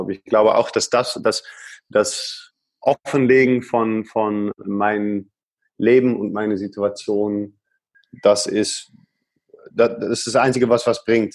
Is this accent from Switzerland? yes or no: no; Netherlands; accent: Dutch; German is a second language; now in Germany; Als Holländer